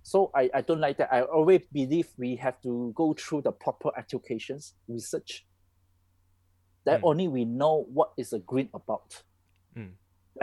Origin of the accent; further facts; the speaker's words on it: Malaysia; I'm Malaysian. You know, I like my country